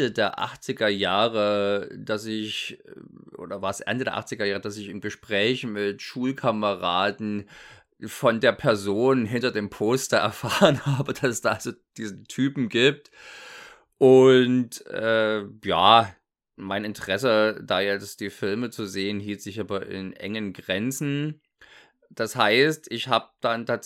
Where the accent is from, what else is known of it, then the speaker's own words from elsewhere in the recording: East Germany, Germany; Ich komme also aus dem Osten, äh, war zu dem Zeitpunkt noch DDR, dementsprechend war ein Bravo ist natürlich nicht leicht ranzukommen